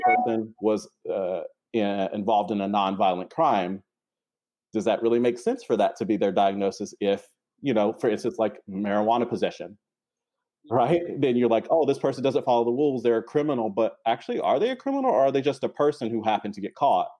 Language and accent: English; North Carolina, United States; moved away as an adult; now in New York City, United States; I live in New York City and I'm originally from North Carolina. I moved to New York City for graduate school about 10 years ago